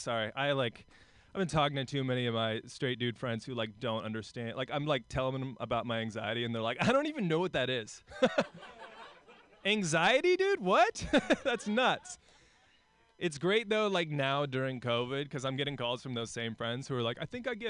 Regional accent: Portland, Oregon, United States; also born or lived in New York; I'm from Portland.

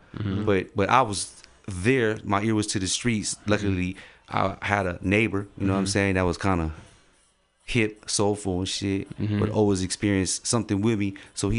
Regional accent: San Francisco, California, United States; I was born and raised in San Francisco.

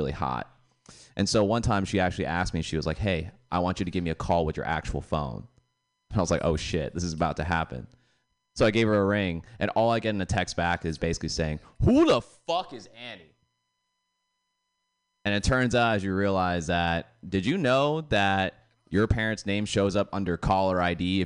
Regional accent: Boston, Massachusetts, United States; moved away; I'm originally from Boston

